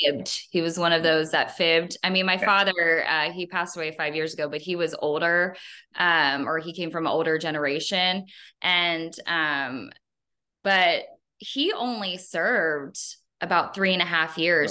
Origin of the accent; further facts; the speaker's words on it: Northern Kentucky, United States; I'm from Kentucky. I grew up in a smaller city in Northern Kentucky.